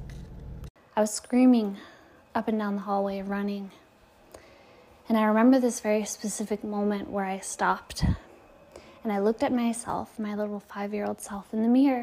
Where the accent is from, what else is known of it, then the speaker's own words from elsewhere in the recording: Detroit, Michigan, United States; now in California, United States; I moved from my hometown of Detroit, Michigan, to California